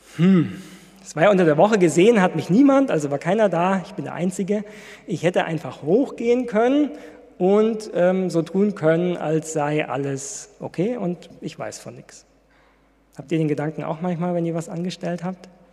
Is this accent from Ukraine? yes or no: no; Ludwigsburg, Baden-Württemberg, Germany; moved away; von meiner Heimatgemeinde erzählen in Ludwigsburg.